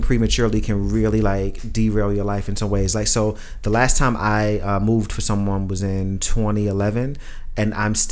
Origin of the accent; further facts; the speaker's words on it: New York, United States; being from New York